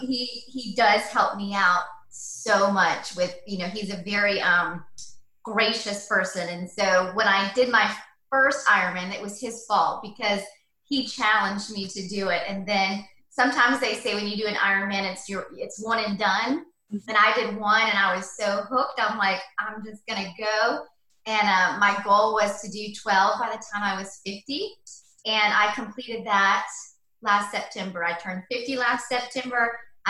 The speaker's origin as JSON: {"language": "English", "town": "Atlanta", "region": "Georgia", "country": "United States", "tie": "born or raised there", "also_born_or_lived": "London", "said": "I grew up in Atlanta, Georgia, out in, used to be like country, but now it's grown, but out in East Cobb, lived there most of my life until I got married."}